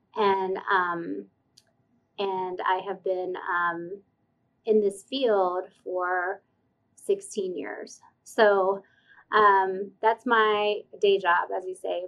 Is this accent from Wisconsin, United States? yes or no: no; Stone Mountain, Georgia, United States; I grew up in Stone Mountain, Georgia, like mm-hmm. suburbs of Atlanta